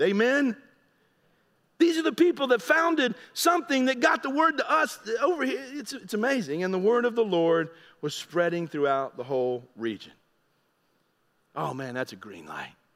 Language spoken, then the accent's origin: English; United States; I'm an American, I'm new to your area